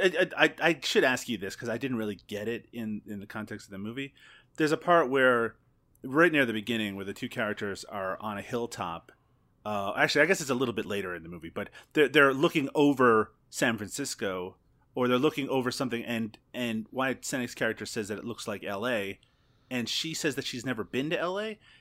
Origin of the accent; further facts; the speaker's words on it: Newfoundland and Labrador, Canada; now in Ontario, Canada; I grew up in Newfoundland